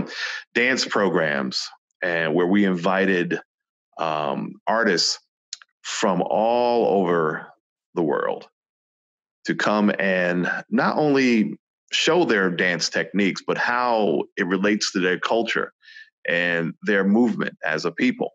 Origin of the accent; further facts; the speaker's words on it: New York City, New York, United States; growing up in New York City, I was only exposed to the platforms that I saw, you know, in the Bronx and Brooklyn